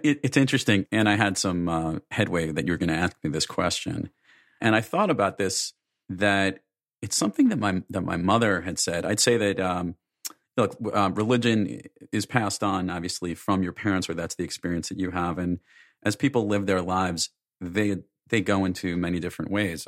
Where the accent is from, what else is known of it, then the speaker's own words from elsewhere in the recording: New York, United States; I'm from New York